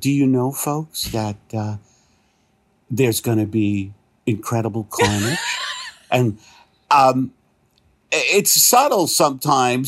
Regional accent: New York, United States; I'm from New York

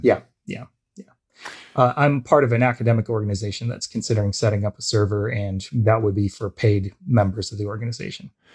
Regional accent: United States; also born or lived in Canada; now in Toronto, Canada; I'm an American, I live in Canada

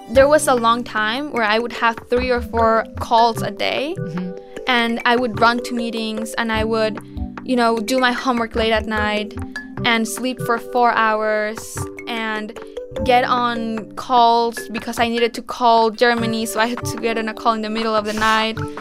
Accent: Mexico; born or raised there

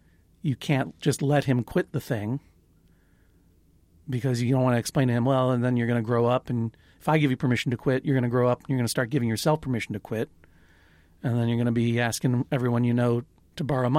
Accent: Brooklyn, New York, United States; I'm from Brooklyn, New York.

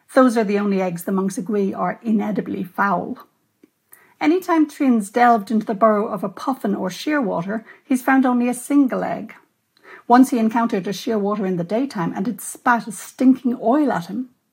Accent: Ireland; as an Irish writer and a lapsed Catholic, you know, I'm aware that I grew up in a tradition

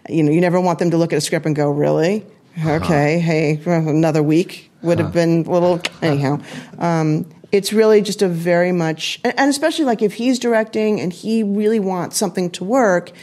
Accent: California, United States; now in New York, United States; I was born in California, and I am not an LA gal

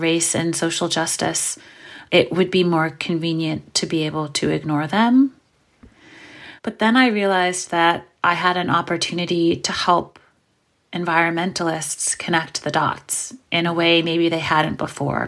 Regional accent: New York City, New York, United States; I'm from New York City, and I grew up in Brooklyn in the eighties

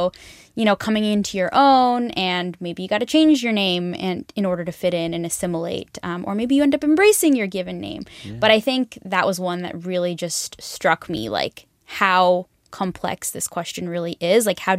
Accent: Bay Area, California, United States; I'm from the Bay Area. Like I live in California.

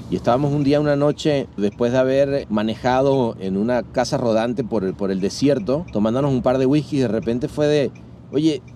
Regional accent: Venezuela; also born or lived in Mexico; now in Los Angeles, United States; Soy venezolano de nacimiento

